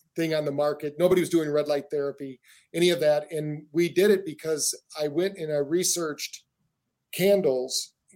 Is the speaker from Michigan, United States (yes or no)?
yes; Battle Creek, Michigan, United States; We grew up in Battle Creek, Michigan, where the first health food store in the world was